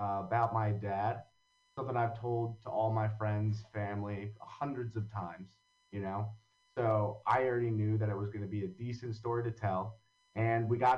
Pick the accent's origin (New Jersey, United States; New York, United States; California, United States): New Jersey, United States; Long Valley; also born or lived in Hoboken, New Jersey; I grew up in Long Valley, New Jersey